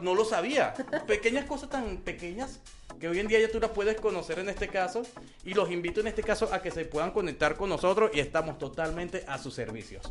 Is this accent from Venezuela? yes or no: yes; Venezuela; also born or lived in Colombia; now in Mexico; soy venezolano. con padre colombiano y corazón mexicano